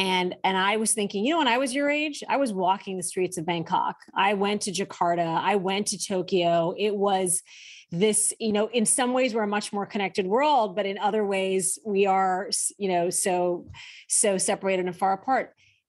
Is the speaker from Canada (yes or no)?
no; Saudi Arabia; Even though I grew up in Saudi Arabia, the one identity my parents, our primary identity, was to be an American.